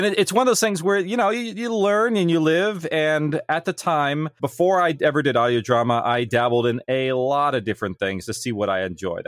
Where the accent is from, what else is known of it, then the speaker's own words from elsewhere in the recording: California, United States; my small town in California